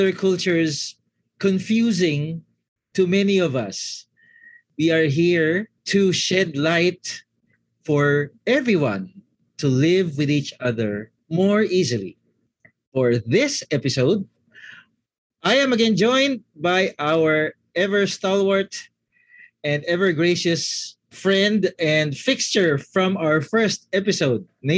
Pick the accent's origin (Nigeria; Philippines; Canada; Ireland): Philippines; I'm from the Philippines